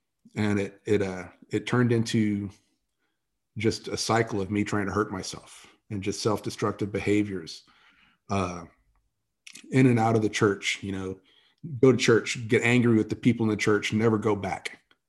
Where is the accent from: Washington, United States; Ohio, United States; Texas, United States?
Texas, United States; San Antonio; I grew up in San Antonio, Texas.